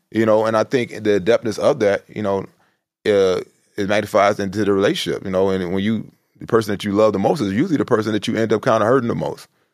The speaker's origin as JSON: {"language": "English", "town": "Chicago", "region": "Illinois", "country": "United States", "said": "I'm from the South Side."}